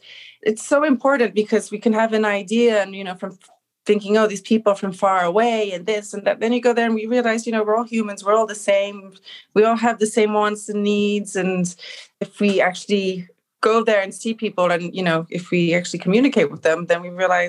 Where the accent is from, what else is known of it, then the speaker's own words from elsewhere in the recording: Belfast, Northern Ireland, United Kingdom; born there; accent: Belfast; also born or lived in London / Switzerland; yeah, I was born in Belfast. My mother's from there and she wanted me to be born there. And until I started school, I was between London, Switzerland and Northern Ireland. I had a very strong Irish accen